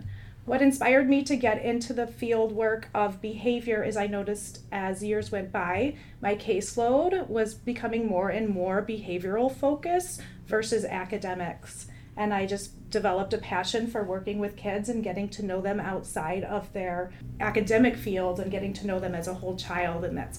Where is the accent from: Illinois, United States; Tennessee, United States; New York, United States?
Illinois, United States; Crystal Lake; moved away as an adult; also born or lived in Oregon / Alaska / Arizona; then I came back to my hometown in Crystal Lake 11 years ago